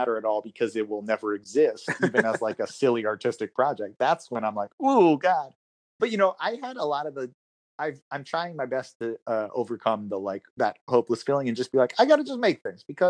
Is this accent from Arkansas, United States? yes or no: no; New York, United States; moved away as an adult; I grew up in New York.